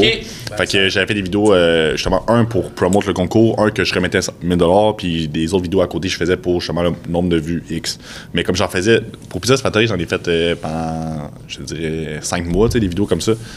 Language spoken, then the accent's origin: French; Quebec, Canada; je suis, québécois